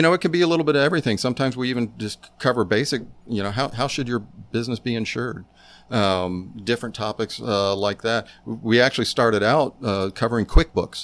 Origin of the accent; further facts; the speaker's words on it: Tampa, Florida, United States; moved away; my South Tampa, where I grew up